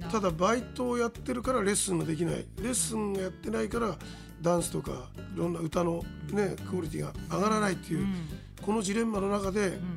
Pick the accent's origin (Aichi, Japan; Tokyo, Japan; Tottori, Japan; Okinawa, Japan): Tokyo, Japan; これはね東京で生まれた人間の特権ですね